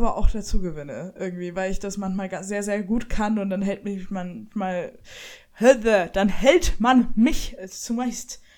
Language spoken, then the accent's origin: German; Bavaria, Germany; born there; Ich bin geboren in der Oberpfalz und habe fränkische Freunde